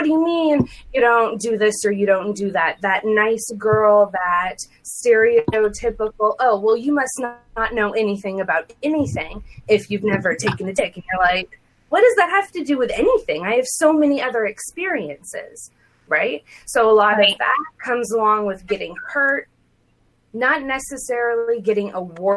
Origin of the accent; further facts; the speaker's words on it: Saudi Arabia; moved away; I was born and raised in Saudi Arabia.